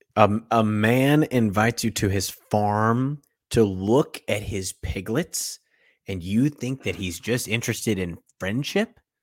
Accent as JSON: {"language": "English", "country": "United States", "said": "I'm from America"}